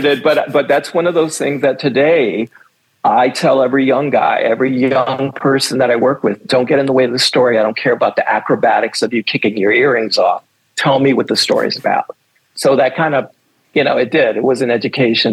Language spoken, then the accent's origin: English; New York City, New York, United States; I'm from New York City. I grew up on uh, 21st and 8th Avenue, to be exact